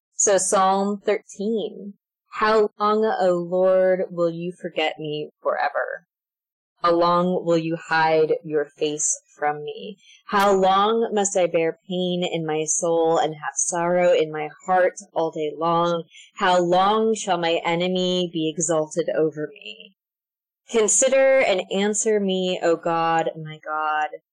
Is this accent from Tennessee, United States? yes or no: no; Alaska, United States; moved away as an adult; now in Mercer Island, United States; I'm from the Diocese of Alaska. I was born and raised there